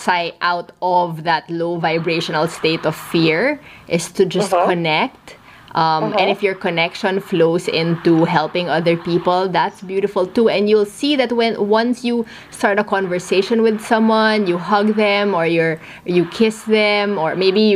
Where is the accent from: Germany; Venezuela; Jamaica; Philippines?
Philippines; we're both Filipino